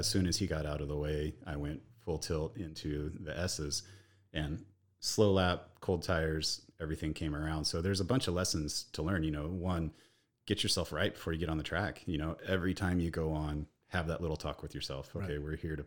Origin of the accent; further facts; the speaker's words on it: Kansas, United States; moved away; I grew up in the Midwest, so back that up. So I grew up in Kansas.